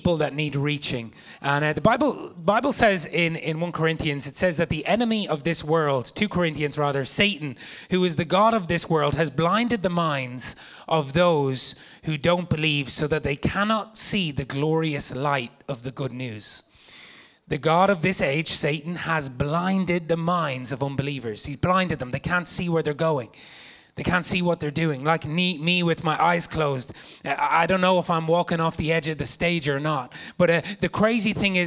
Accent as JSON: {"language": "English", "country": "Ireland", "said": "I'm from Ireland, and it's an incredible place"}